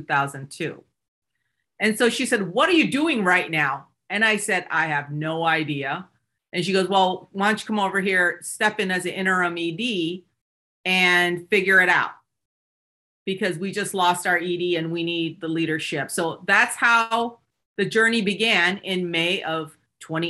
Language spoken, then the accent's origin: English; Seoul, South Korea, Michigan, United States; I'm an immigrant from South Korea. I came to the US when I was 8 years old.